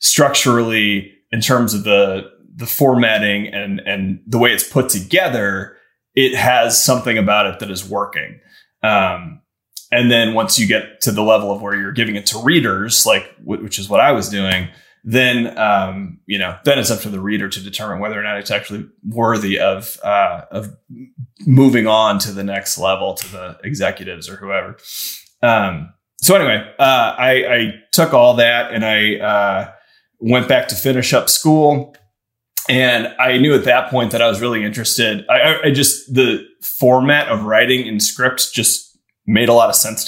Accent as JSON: {"language": "English", "region": "Midwest", "country": "United States", "also_born_or_lived": "Chicago", "said": "I'm from the Midwest"}